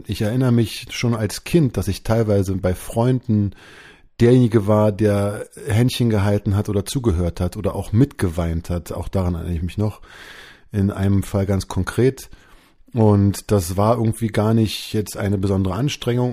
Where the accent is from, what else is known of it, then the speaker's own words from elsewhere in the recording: Berlin, Germany; bin geboren in Berlin. Damals war das noch West-Berlin.